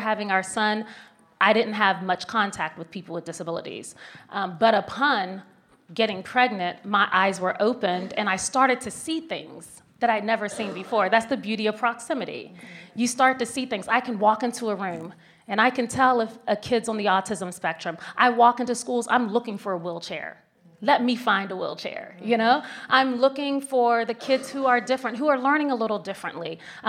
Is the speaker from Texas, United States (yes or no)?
no; Virginia, United States; Where are you from? Tell me. I'm from Virginia.